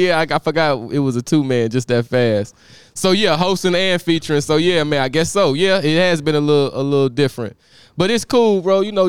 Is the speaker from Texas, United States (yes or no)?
yes; Austin, Texas, United States; moved away as an adult; now in Houston, United States; So I'm from Austin, Texas.